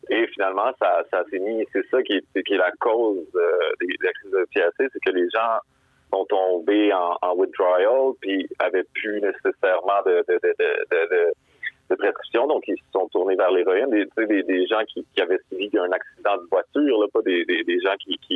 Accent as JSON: {"language": "French", "region": "Quebec", "country": "Canada", "tie": "born or raised there", "said": "j'ai 32, mais j'ai comme réalisé que depuis que je suis né au Québec"}